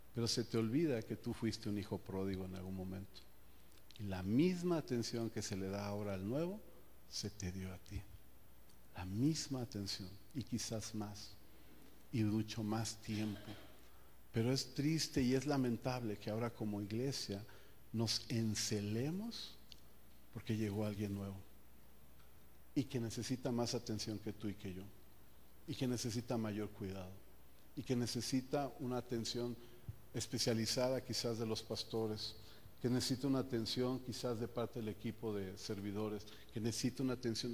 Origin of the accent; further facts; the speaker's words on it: Mexico; como buen mexicano